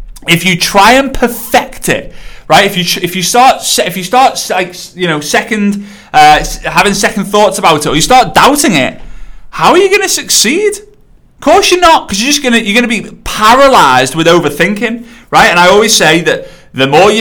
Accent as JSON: {"language": "English", "region": "England", "country": "United Kingdom", "said": "I'm English"}